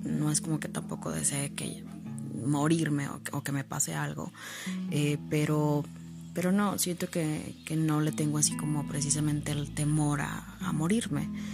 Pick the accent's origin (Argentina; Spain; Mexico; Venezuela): Mexico; somos mexicanos y celebramos un día eh, al año precisamente a esto, a los muertos.